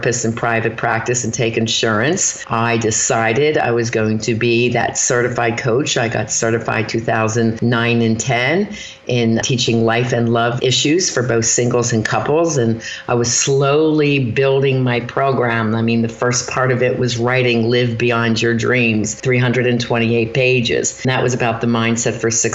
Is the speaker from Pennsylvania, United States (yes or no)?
yes; Philadelphia, Pennsylvania, United States; moved away; also born or lived in Erie, Pennsylvania; I'm from Philadelphia